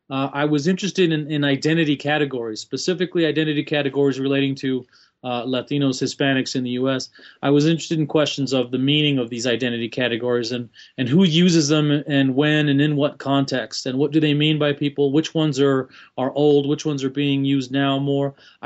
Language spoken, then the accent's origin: English; El Paso, Texas, United States; Long story, but born and raised in El Paso, Texas, West Texas, Mexican-American by culture and background. Essentially born and raised in El Paso, Texas, although I did travel as a young adult.